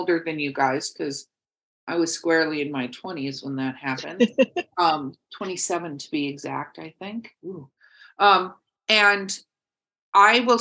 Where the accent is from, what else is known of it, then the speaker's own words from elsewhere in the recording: Los Angeles, California, United States; moved away; also born or lived in Wisconsin; I grew up in Hollywood, California